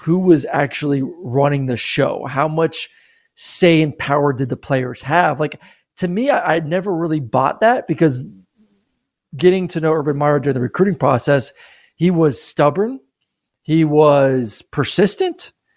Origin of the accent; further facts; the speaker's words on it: Florida, United States; I grew up in Florida.